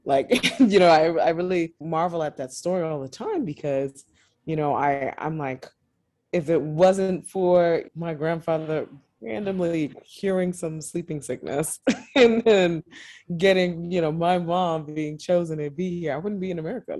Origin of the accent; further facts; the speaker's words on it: New York City, New York, United States; Born and raised in Brooklyn, New York